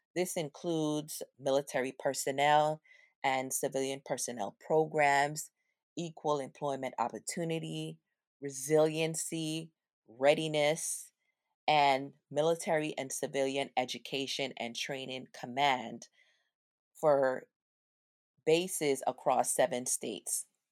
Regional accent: U.S. Virgin Islands; We grew up in Saint Thomas in the area called the Avenue.

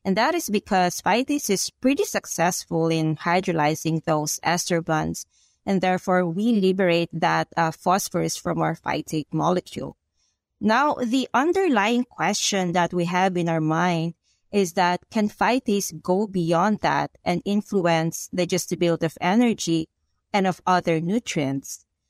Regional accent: Philippines; moved away as an adult; now in United States; I'm from the Philippines. So I did my bachelor's and my master's degree in animal science in the Philippines. And 2016, I moved here in the United States to pursue PhD here in University of Illinois.

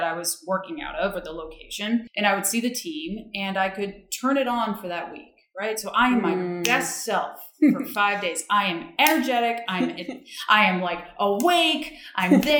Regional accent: outside of Boston, Massachusetts, United States; moved away as an adult; also born or lived in New York / Los Angeles / San Francisco; now in Chicago, United States; I grew up outside of Boston

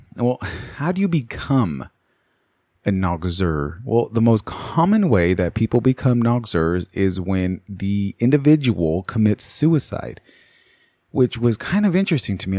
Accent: United States; me being an American

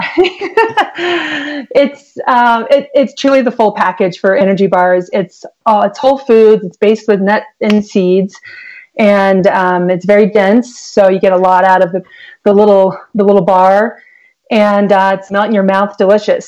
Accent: Columbus, Ohio, United States; now in Arizona, United States; I grew up in Columbus, Ohio, in the suburbs

